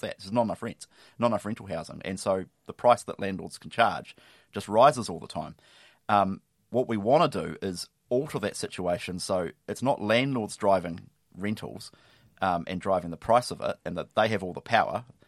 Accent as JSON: {"language": "English", "town": "Lower Hutt", "region": "Wellington", "country": "New Zealand", "tie": "born or raised there", "said": "I grew up on the Hutt"}